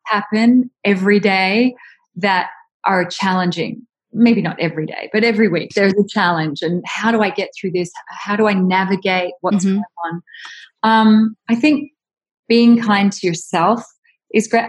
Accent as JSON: {"language": "English", "country": "Australia", "moved": "yes", "said": "I'm from Australia"}